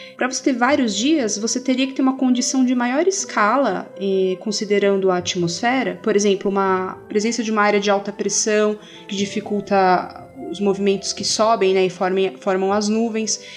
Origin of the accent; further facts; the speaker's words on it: São Paulo, Brazil; moved away as an adult; now in Minas Gerais, Brazil; eu sou de São Paulo e estou em Minas há pouco tempo